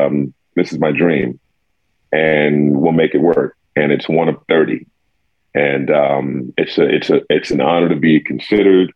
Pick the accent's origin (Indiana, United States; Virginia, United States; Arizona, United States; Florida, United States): Indiana, United States; Indianapolis; moved away as an adult; also born or lived in New York; now in Minneapolis, United States; I grew up in Indianapolis